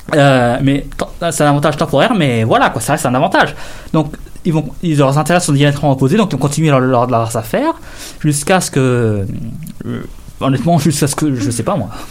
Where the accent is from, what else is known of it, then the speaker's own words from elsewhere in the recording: Canada; en tant que Canadien